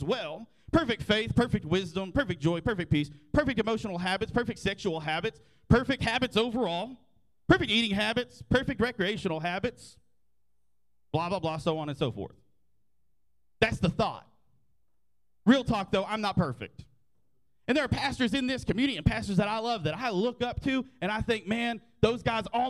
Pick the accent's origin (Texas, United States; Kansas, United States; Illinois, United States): Texas, United States; Graham; I grew up in Graham, America. My first day of school was at Shawnee Elementary, which is now North Central Texas College, and I graduated in 2008 from Graham High School